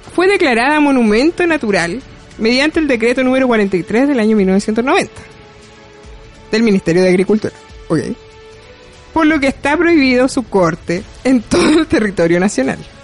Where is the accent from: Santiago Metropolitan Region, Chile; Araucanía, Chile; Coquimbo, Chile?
Araucanía, Chile; Temuco; soy de Temuco